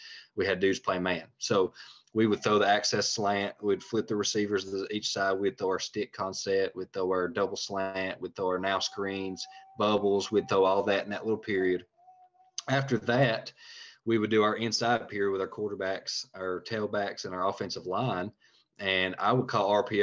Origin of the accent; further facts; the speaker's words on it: Tennessee, United States; also born or lived in Georgia; I'm from Tennessee